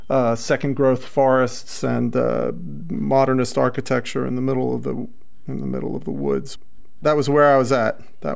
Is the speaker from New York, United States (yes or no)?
yes; Lower Westchester County, New York, United States; also born or lived in Manhattan, New York; Born in Manhattan. Pretty decent childhood until I was ripped from the Upper East Side and plunked down in Lower Westchester County.